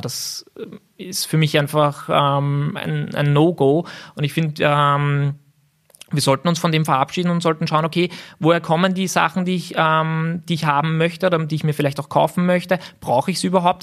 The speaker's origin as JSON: {"language": "German", "town": "Gersdorf", "country": "Austria", "tie": "born or raised there", "said": "ich bin in Gersdorf aufgewachsen"}